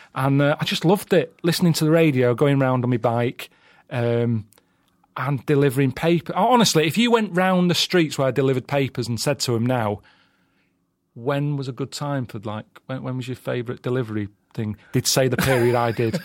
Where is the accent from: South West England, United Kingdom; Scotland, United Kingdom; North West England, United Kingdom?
North West England, United Kingdom; Sale; South Manchester, place called Sale